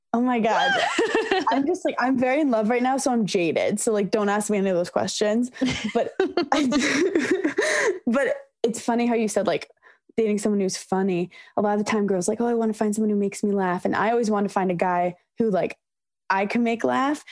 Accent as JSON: {"language": "English", "town": "New York City", "region": "New York", "country": "United States", "tie": "born or raised there", "said": "growing up in New York City"}